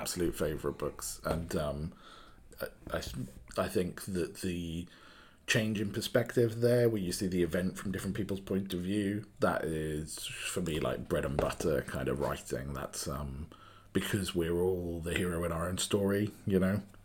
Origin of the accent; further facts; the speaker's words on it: Wales, United Kingdom; also born or lived in Cardiff; I'm, I'm from Wales, uh, in the U K. Uh, so I live in a place called Cardiff, which is a capital city